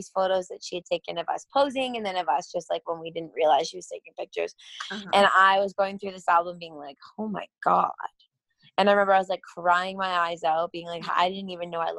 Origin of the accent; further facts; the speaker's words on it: Toronto, Ontario, Canada; moved away as an adult; now in Calgary, Canada; I am from Toronto. I grew up there like my whole life.